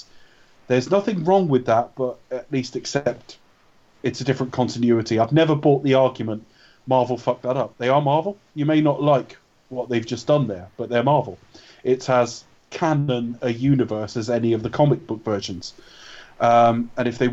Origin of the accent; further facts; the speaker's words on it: United Kingdom; we're British